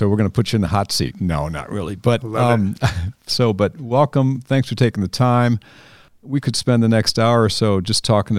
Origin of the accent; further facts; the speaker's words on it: Hinsdale, Illinois, United States; I grew up in Chicago. I'm a Midwestern boy.